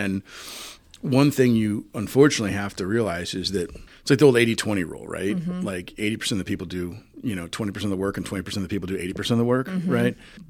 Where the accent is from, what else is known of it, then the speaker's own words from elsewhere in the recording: Jacksonville, Illinois, United States; also born or lived in Springfield; I remember as a little kid growing up in Jacksonville and then as a really little kid and then over in the West Side State and then in Springfield